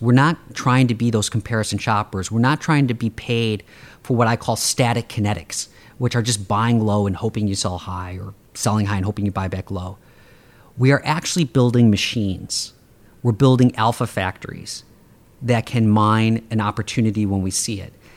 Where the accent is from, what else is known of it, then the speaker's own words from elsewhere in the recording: Chicago, Illinois, United States; I grew up on the South Side and the South suburbs of Chicago